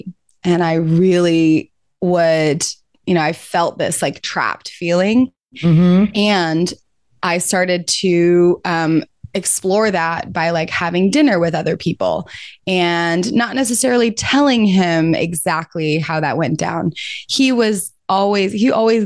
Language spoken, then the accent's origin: English; Georgia, United States; I'm from Georgia and was raised in the Methodist church